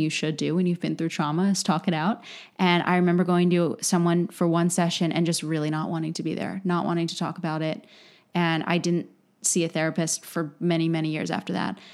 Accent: Lancaster, Pennsylvania, United States; moved away; living in Lancaster

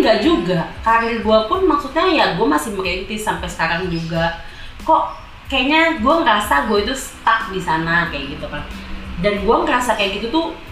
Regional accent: Jakarta, Indonesia; moved away as an adult; also born or lived in East Java; Gue anak Jakarta yang lahir dari la, lahir di Jakarta dan besar di Jakarta.

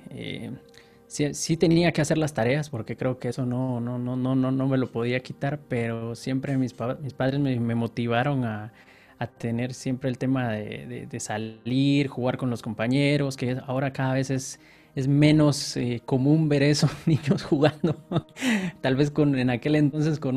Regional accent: Guatemala City, Guatemala Department, Guatemala; born there; De nacimiento, Guatemala, Guatemala. Guatemala, Guatemala.

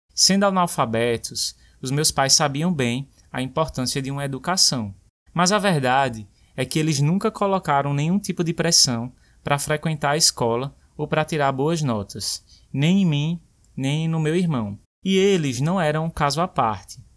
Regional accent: Brazil; moved away; Crescer numa vila do interior

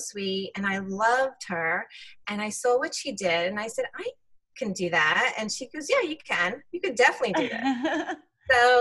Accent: New York City, New York, United States; also born or lived in Israel; So we moved back to New York, where my mom grew up, in Brooklyn, and I was raised in Brooklyn, New York

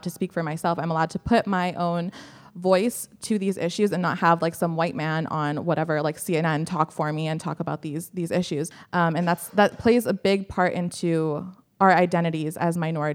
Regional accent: Canada; I'm from Canada

